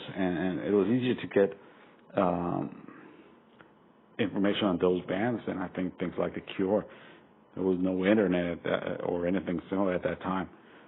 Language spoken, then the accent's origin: English; Costa Rica; moved away; also born or lived in Venezuela; And in my case, I'm from Costa Rica. I lived all my life until just a couple years ago in different countries in Latin America.